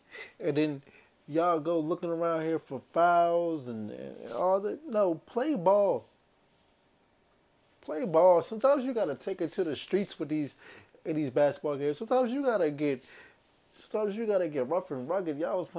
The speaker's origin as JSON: {"language": "English", "town": "Charlotte", "region": "North Carolina", "country": "United States", "tie": "born there", "said": "And I'm from Charlotte, you know what I'm saying? That's where I was born. You know what I mean, that's not where I was raised, but that's where I was born. So I got a lot of family still in Charlotte."}